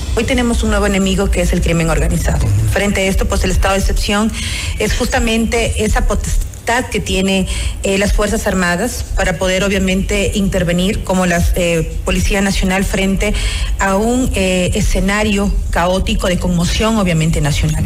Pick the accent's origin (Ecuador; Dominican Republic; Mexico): Ecuador; como ecuatorianos y ecuatorianas